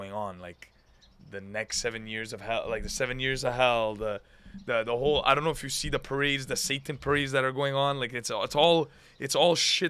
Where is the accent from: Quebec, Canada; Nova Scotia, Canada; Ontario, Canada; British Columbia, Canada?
Quebec, Canada; Montreal; I'm from Montreal. I'm Italian.